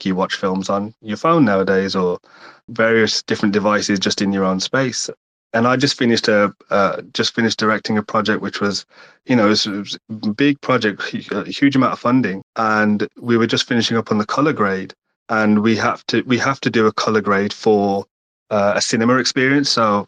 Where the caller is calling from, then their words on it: England, United Kingdom; I'm calling from the UK, England.